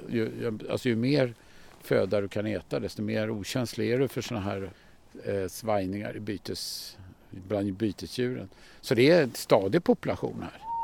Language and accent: Swedish; Stockholm, Stockholm County, Sweden; Jag föddes på norra Djurgården i Liljanskogen på Allmänna BB. Va? Och eh, jag har ju växt upp i den här miljön. Det här är mina hemmatrakter